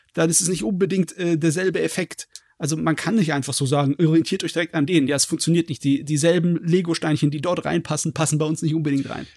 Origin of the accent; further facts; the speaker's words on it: Germany; bei uns in Deutschland